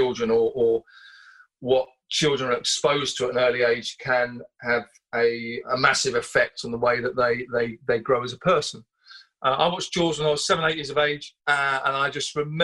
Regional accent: Southend-on-Sea, East of England, United Kingdom; I grew up in Southend-on-Sea in Essex on the Thames Estuary

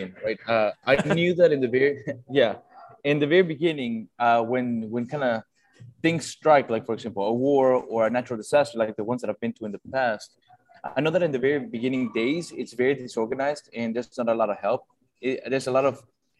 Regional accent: Ecuador; moved away; also born or lived in Italy; I was born in Ecuador, but my family is Italian

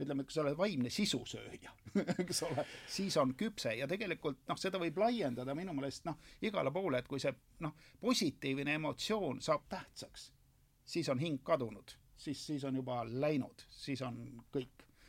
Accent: a village near Rakvere, Lääne-Viru County, Estonia; maal elasin talus energiakolhoosis Tammikualuse külas Rakvere külje all

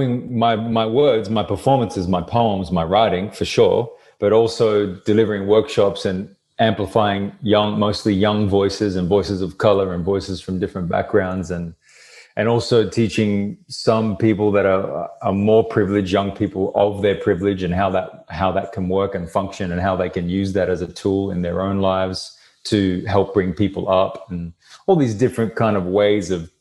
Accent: Brisbane, Queensland, Australia; Brisbane, my hometown

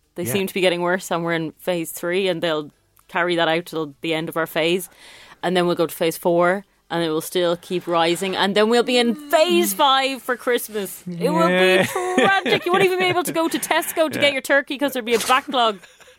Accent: Dublin, Leinster, Ireland; I'm from Dublin, as you can tell

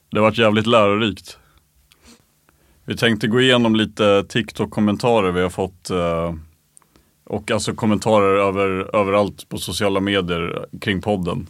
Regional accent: Stockholm, Stockholm County, Sweden; folk blev sura på oss som stockholmare

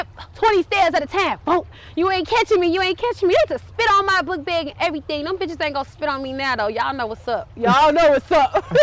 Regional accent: Chicago, Illinois, United States; I'm from Cabrini. Been through a lot of shit.

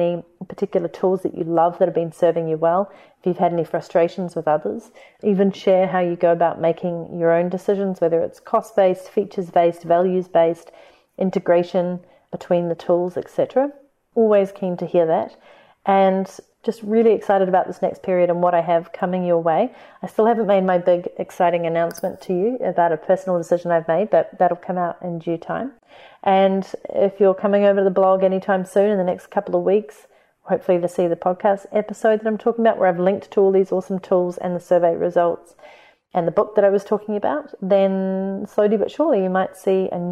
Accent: New Zealand; accent: Kiwi; my Kiwi accent

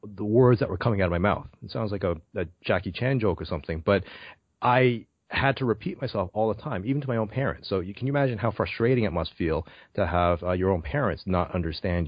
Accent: Toronto, Ontario, Canada; also born or lived in Brampton; I'm from Toronto, Canada

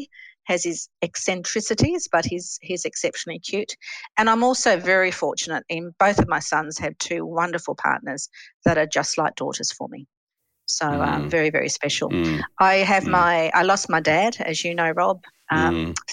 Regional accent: Western Australia, Australia; also born or lived in England / Geelong, Victoria; I was born in England and I am one of the last of the 10-pound POMies that actually came over to Australia. And I actually landed in Australia on my fourth birthday

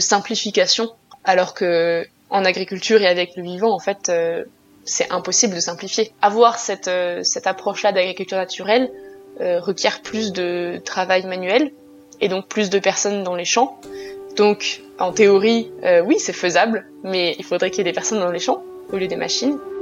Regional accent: France; chez nous en France

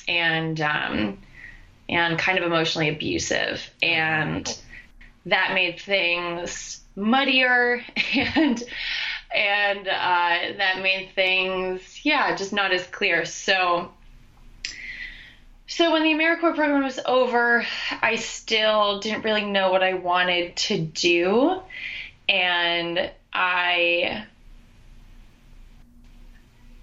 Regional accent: upstate New York, United States; also born or lived in Westchester, New York; I am a New Yorker. I went to school in New York. I'm originally from upstate

